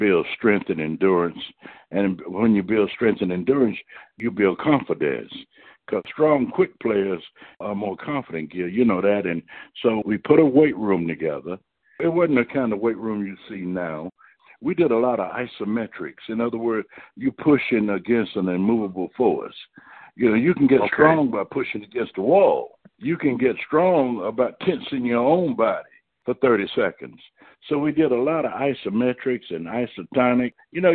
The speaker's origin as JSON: {"language": "English", "town": "Durham", "region": "North Carolina", "country": "United States", "tie": "born or raised there", "said": "my mother worked in the cafeteria at Duke University when I grew up in Durham."}